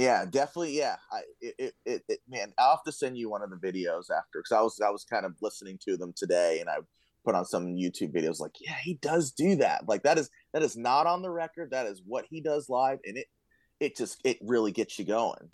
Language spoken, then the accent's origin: English; Florida, United States; moved away; I'm from Florida. This is my first winter up here